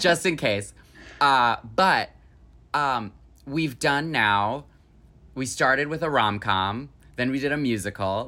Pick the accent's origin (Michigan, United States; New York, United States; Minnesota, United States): Michigan, United States; Holly; my hometown of Holly, Michigan